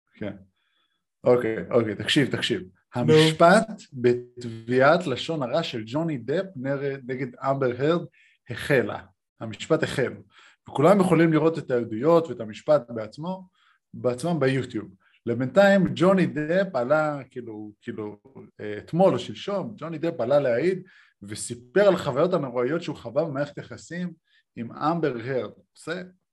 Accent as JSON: {"language": "Hebrew", "country": "Israel", "moved": "yes", "lives_now": "Sydney, Australia", "said": "אני ישראלי"}